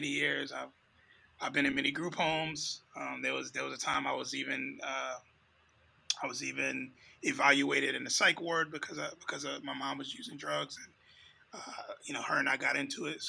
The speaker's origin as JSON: {"language": "English", "region": "New York", "country": "United States", "tie": "born or raised there", "said": "growing up in New York in those times"}